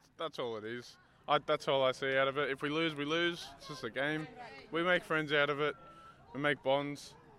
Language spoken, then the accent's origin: English; Campbelltown, New South Wales, Australia; I'm from New South Wales, Campbelltown area.